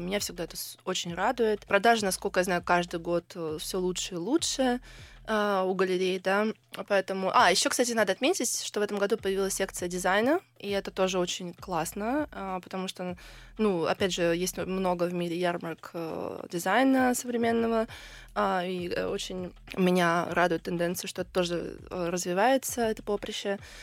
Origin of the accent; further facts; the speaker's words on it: Georgia; now in Russia; мой папа грузин, и я всё детство провела в Грузии